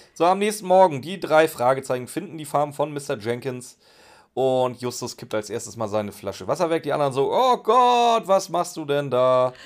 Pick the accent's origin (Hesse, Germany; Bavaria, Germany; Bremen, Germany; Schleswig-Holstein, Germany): Schleswig-Holstein, Germany; Pinneberg; ich komme aus dem Norden, da sind noch glückliche Kühe.